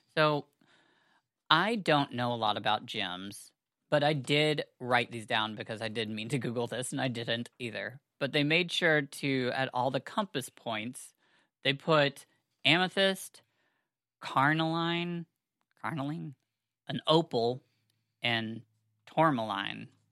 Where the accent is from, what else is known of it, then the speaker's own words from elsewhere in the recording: United States; I am a American Jew